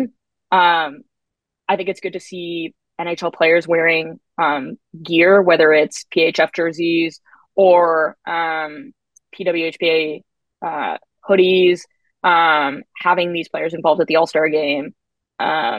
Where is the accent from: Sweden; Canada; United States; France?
Canada; I'm Canadian